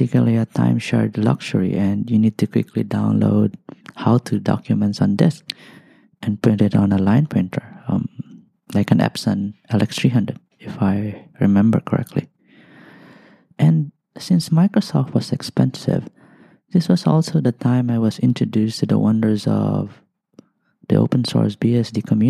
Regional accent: Albay, Bicol Region, Philippines; moved away as an adult; also born or lived in Malaysia; now in Singapore; I'm from a country called the Philippines. I grew up in a place known as Albay

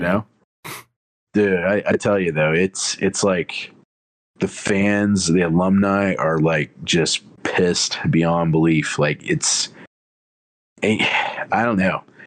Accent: Alabama, United States; also born or lived in Dallas, Texas; I was born in Texas and I lived there till I was three, and then we moved to Alabama

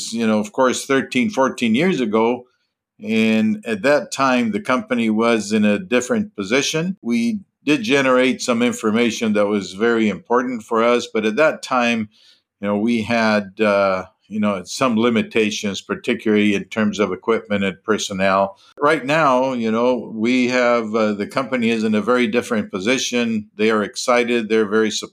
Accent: Colombia; moved away as an adult; also born or lived in Minnesota, United States / Texas, United States; born and raised in Colombia

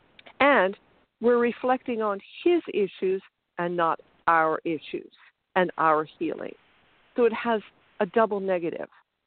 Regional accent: Canada; also born or lived in Ontario; I'm from Canada

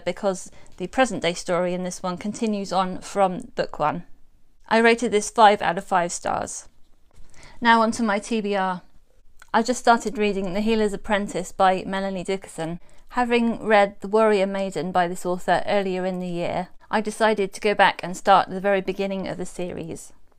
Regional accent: England, United Kingdom; As an English person

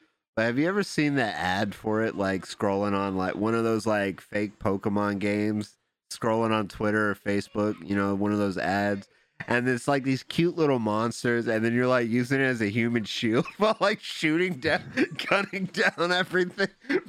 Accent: Detroit, Michigan, United States; Nah, I'm from Detroit, dog.

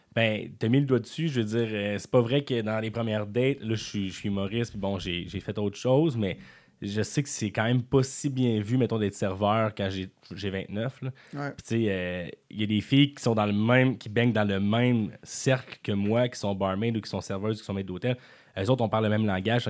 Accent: Quebec City, Quebec, Canada; also born or lived in Montreal; je viens de Beauport

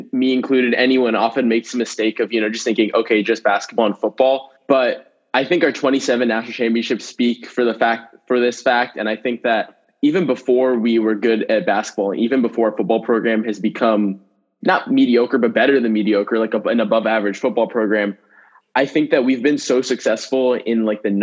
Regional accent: Northern Virginia, United States; I'm from Northern Virginia

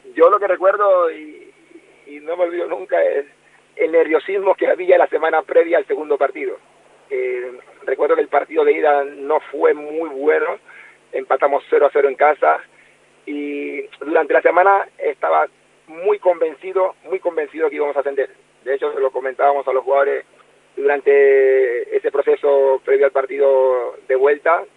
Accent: Colón, Panama; con el equipo de mi ciudad natal

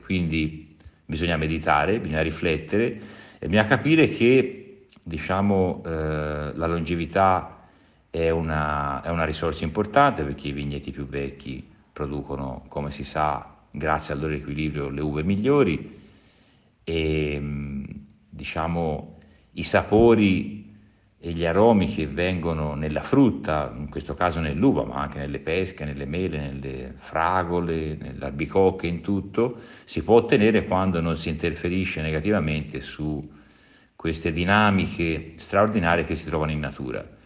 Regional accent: Tuscany, Italy; sono toscano

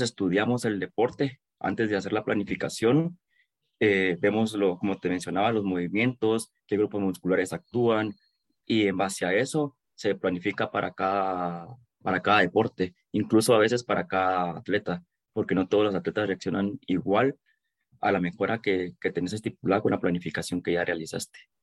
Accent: Guatemala; Como buen chapín.

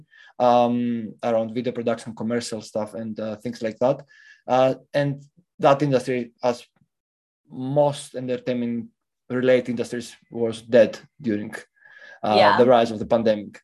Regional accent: Greece; moved away as an adult; now in London, United Kingdom; I moved to London from Greece, where I was born and bred during the pandemic

